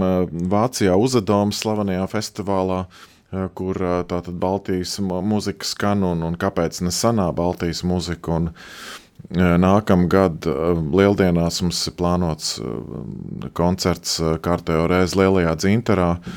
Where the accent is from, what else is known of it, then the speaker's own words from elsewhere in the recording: Latvia; es esmu šeit piedzimis, šeit audzis, šeit dzīvojis